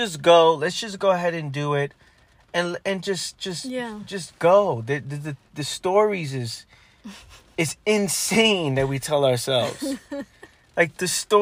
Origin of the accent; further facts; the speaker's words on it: New York, United States; me growing up in New York